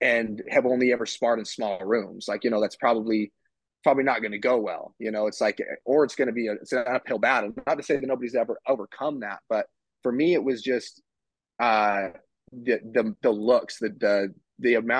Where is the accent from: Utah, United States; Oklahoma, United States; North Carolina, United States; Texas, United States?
Utah, United States; moved away as an adult; now in Las Vegas, United States; I live in Vegas, but I'm from Utah